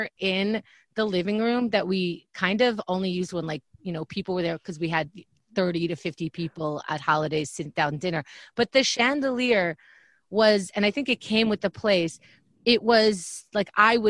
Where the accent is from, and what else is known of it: New York, United States; born or raised there; also born or lived in Israel / Briarwood, Queens